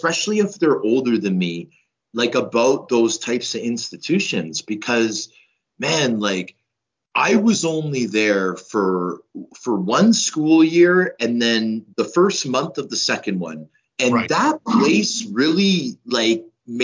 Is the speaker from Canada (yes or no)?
yes; Toronto, Ontario, Canada; Toronto a little bit, my hometown as well